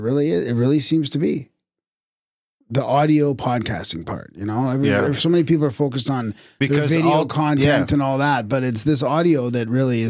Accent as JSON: {"language": "English", "country": "United Kingdom", "moved": "yes", "lives_now": "Thailand", "said": "I'm a Brit who has been living in Thailand for the past 20 years."}